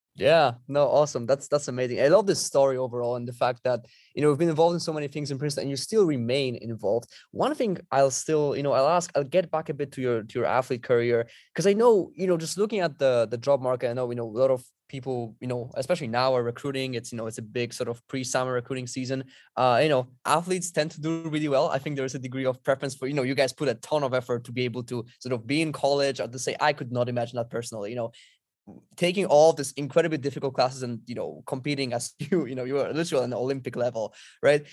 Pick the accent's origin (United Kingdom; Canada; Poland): Poland; moved away as an adult; also born or lived in Princeton, United States; I'm originally from Poland. I lived in Europe throughout the entirety of my life